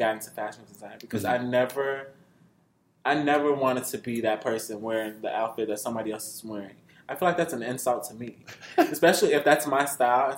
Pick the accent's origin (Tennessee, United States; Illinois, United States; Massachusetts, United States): Illinois, United States; Chicago; I grew up in Chicago